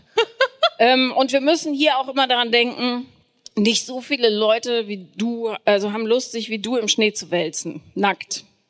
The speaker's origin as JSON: {"language": "German", "town": "Bonn", "region": "North Rhine-Westphalia", "country": "Germany", "tie": "born or raised there", "said": "ich bin in Bonn aufgewachsen"}